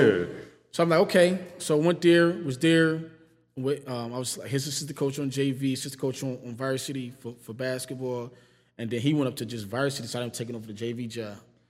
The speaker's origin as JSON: {"language": "English", "town": "Cheektowaga", "region": "New York", "country": "United States", "tie": "born or raised there", "said": "But me growing up in Cheektowaga, going to Cheektowaga Central"}